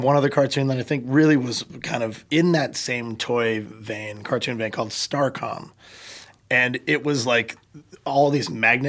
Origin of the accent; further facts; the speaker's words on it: Canada; I'm the Canadian wild card in the group.